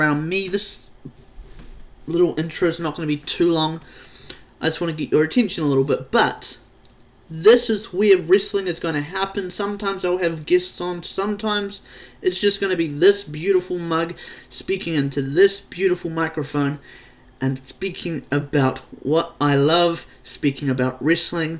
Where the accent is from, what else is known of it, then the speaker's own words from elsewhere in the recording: New Zealand; I'm not from America. I'm not from Canada. I'm not even from Australia. I am from New Zealand